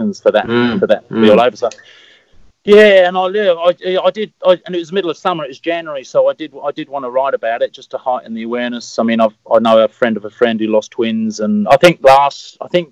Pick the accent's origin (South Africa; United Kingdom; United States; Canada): United Kingdom; Eastbourne, South East England; I grew up in Eastbourne